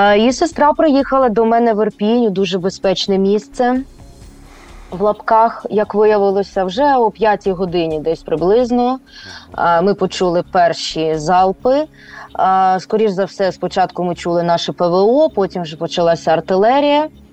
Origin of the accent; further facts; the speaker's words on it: Kyiv, Ukraine; moved away as an adult; also born or lived in Irpin, Ukraine; now in Sweden; мій рідний Київ